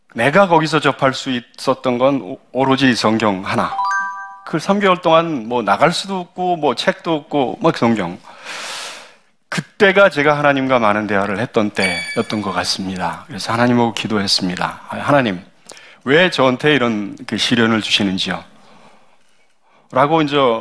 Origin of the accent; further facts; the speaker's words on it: South Korea; also born or lived in Cambodia; 한국 사람으로서 외국 그 은행에 근무하면서